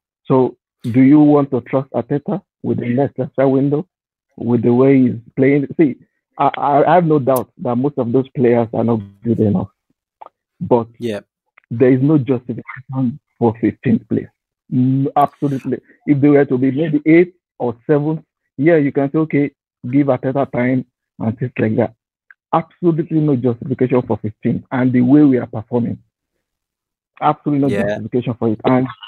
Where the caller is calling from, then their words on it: Qatar; I'm joining from Qatar.